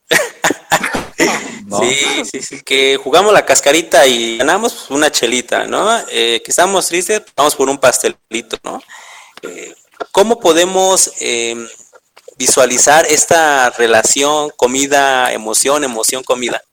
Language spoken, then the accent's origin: Spanish; Mexico; somos mexicanos, esa es nuestra identidad.